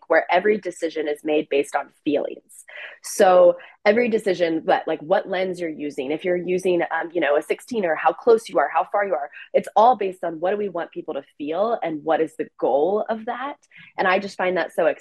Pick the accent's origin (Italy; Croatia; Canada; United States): United States; Oklahoma City, Oklahoma; moved away as an adult; also born or lived in New York City; I grew up in Oklahoma